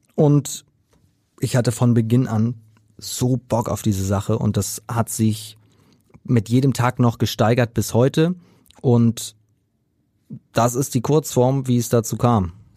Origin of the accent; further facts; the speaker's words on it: Preetz, Schleswig-Holstein, Germany; moved away; also born or lived in Hamburg; in Preetz in meiner Heimat